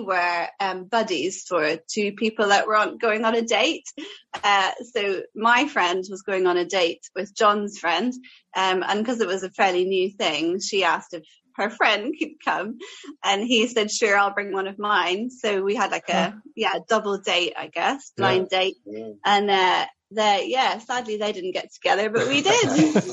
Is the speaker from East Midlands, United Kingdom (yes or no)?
no; Portadown, Northern Ireland, United Kingdom; also born or lived in Aberdeen; now in Tiverton, United Kingdom; I you probably can't tell now, but I did grow up in Northern Ireland, in a town called Portadown, which is about 30 miles south of Belfast. So I am Northern Irish, I grew up there, lived there most, if not all, of my childhood. I am the youngest of three.